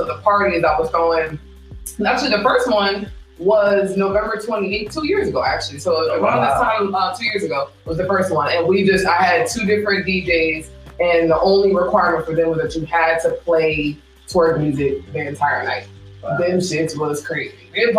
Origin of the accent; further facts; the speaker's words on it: Atlanta, Georgia, United States; moved away; also born or lived in Connecticut; And I'm from the South. So I grew up in Atlanta. I grew up downtown